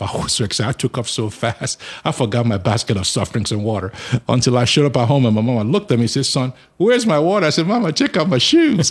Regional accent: Nigeria; moved away as an adult; now in Charlotte, United States; I was born in Nigeria, but I live in the United States of America now.

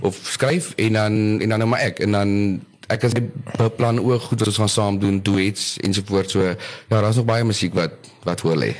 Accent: Oudtshoorn, Western Cape, South Africa; also born or lived in Port Elizabeth; now in George, South Africa; ek is maar gebore in PE, eh, groot geword in Oudtshoorn en nou so 13 jaar in George.

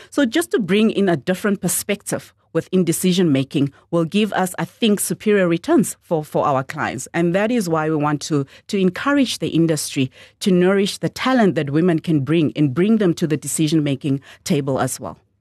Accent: Swakopmund, Erongo, Namibia; first language Damara/Nama (Khoekhoegowab); English is a second language; a girl born and bred in Mondesa, which is the township in Swakopmund

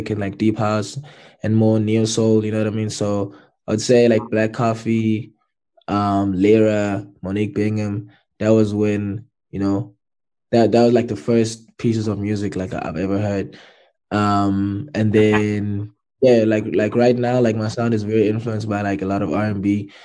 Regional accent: Durban, KwaZulu-Natal, South Africa; also born or lived in Pietermaritzburg; a kid grew up in Durban in Sydenham

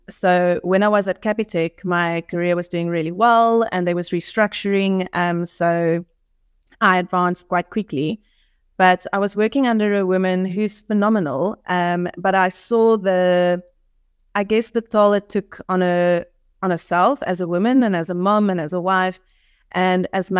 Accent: George, Western Cape, South Africa; moved away as an adult; now in Stellenbosch, South Africa; we grew up in the Garden Route in George

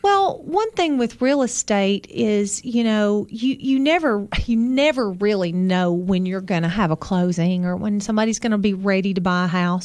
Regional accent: Sparta, Tennessee, United States; also born or lived in Overton County, Tennessee; I grew up in Sparta

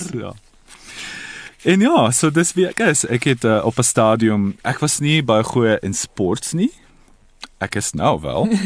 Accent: Italy; first language Croatian; Afrikaans is a second language; also born or lived in Croatia; now in Toronto, Canada; ek ek ek is daar gebore. So my moedertaal is um Kroasies, maar ongelukkig het ons in die vroeë 90's jare um burgerskap uh, burgeroorlog gehad en ek en my familie on, ons moes die land verlaat

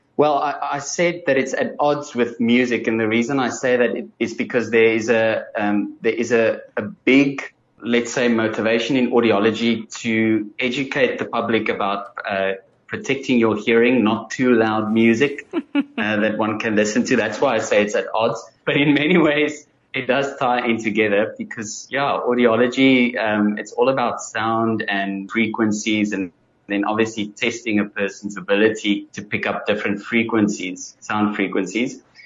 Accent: Bloemfontein, Free State, South Africa; now in Cape Town, South Africa; born and bred in uh, Free State, um, so not too far away from Gauteng. And then I grew up in Bloemfontein. Most of my school career was in Bloemfontein

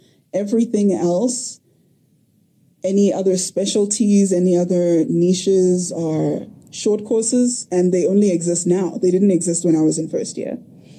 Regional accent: Lesotho; So I grew up in Lesotho, which was very interesting.

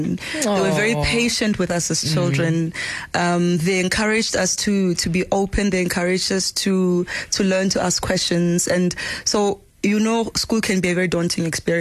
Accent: Pilanesberg, North West, South Africa; I was born in Ruling, Kwarasarabani, Pilanesberg. Most people know it as Pilanesberg. Very rural at the time.

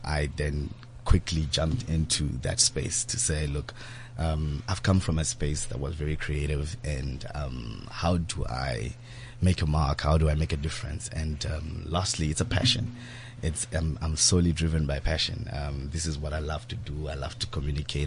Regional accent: Zimbabwe; I grew up in Zimbabwe

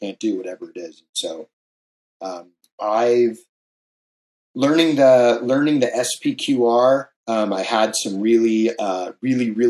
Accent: San Clemente, California, United States; also born or lived in Hawaii; I grew up here in Southern California and also in Hawaii. And the town I grew up in is very well known for surfing. It's called San Clemente

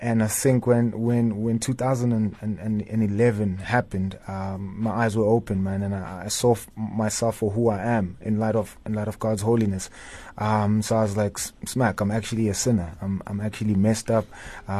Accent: Tembisa, Gauteng, South Africa; I come from Tembisa, born and raised there.

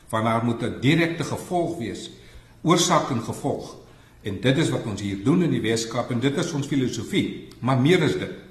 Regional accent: West Coast, Western Cape, South Africa; Ek is van die Weskus, so ek verstaan die dialek.

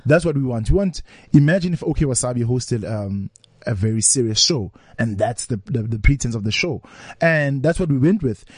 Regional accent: Vosloorus, Gauteng, South Africa

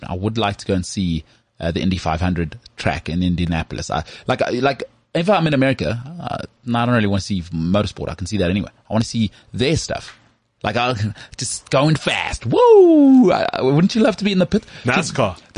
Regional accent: Krugersdorp, Gauteng, South Africa; So I'm also from Krugersdorp.

